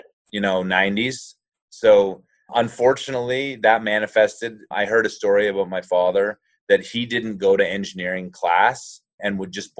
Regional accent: Calgary, Alberta, Canada; grew up in Calgary

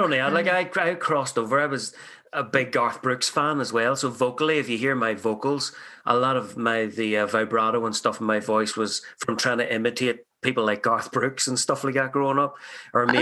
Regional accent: Ireland; now in Canada; I'm an immigrant from Ireland

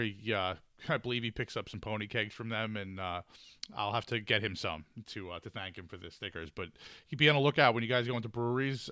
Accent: Huntington, New York, United States; I grew up in Huntington and spent a lot of time in Huntington Bay

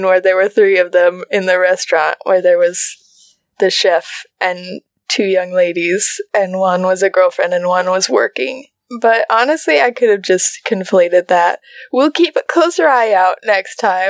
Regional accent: United States; as an American

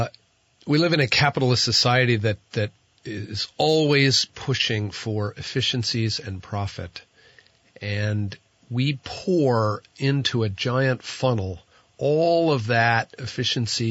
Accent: New Jersey, United States; now in Vermont, United States; I'm from New Jersey

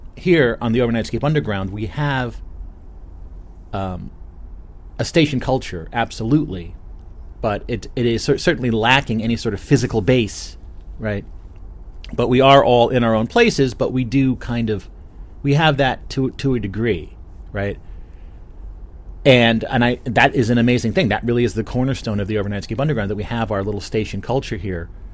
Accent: New Jersey, United States; I'm from New Jersey, not Canada

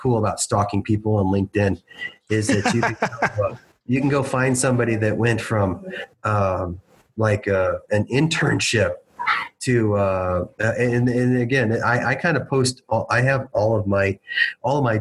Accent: McAllen, Texas, United States; I grew up in McAllen, Texas, is where I went to high school

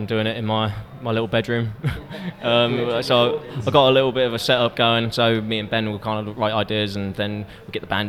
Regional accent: Outwell, East of England, United Kingdom; We're from Outwell, a little village in the middle of the sticks, nowhere

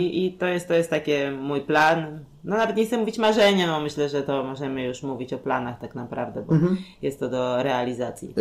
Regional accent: Warsaw, Masovian Voivodeship, Poland; u nas w Warszawie

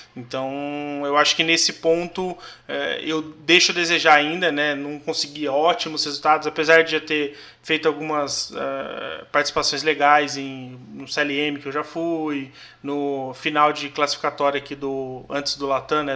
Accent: São José dos Campos, São Paulo, Brazil; Eu sou nascido e criado aqui em São José

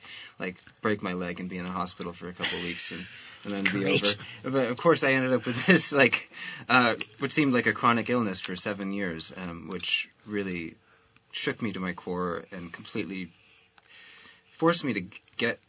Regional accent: Greensboro, Vermont, United States; also born or lived in Maine; I grew up in Greensboro. And it's a very small town. It's kind of a strange town because it's a lake town

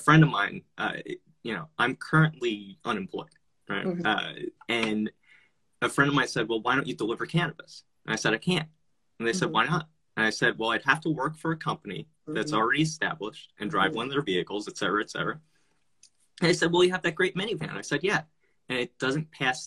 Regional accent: New Jersey, United States; now in Las Vegas, United States; I grew up in Jersey

